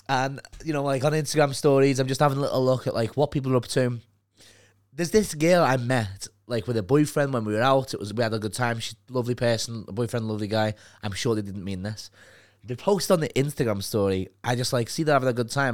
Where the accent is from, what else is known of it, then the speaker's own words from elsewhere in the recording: Liverpool, North West England, United Kingdom; accent: Liverpool; now in London, United Kingdom; my accent